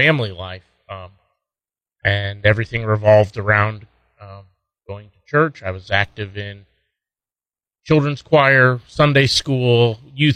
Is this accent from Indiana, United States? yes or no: yes; Indianapolis, Indiana, United States; moved away as an adult; also born or lived in San Francisco Bay Area, California / Michigan / Iowa / South Carolina; now in Las Cruces, United States; my mom took a job when I was in elementary school to the Midwest. We were in Michigan for a couple of years and then settled in Indianapolis, and that's pretty much where I grew up